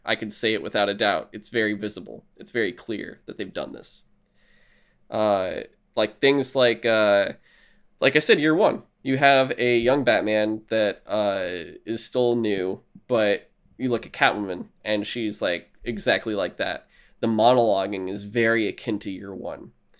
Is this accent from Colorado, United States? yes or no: no; New York, United States; I don't know why I'm from New York, but this is how it's going to be.